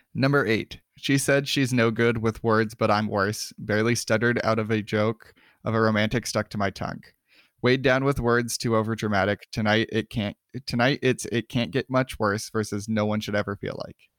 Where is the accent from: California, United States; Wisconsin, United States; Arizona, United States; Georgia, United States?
Arizona, United States; Miami; I grew up in Miami, but it was a small mining town in eastern Arizona